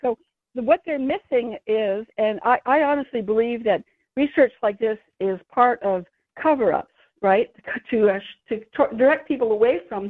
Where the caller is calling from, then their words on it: San Francisco, California, United States; San Francisco.